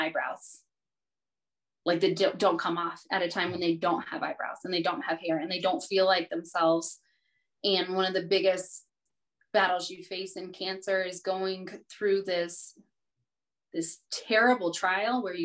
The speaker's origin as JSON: {"language": "English", "region": "the South", "country": "United States", "tie": "born or raised there", "said": "I was raised in the South"}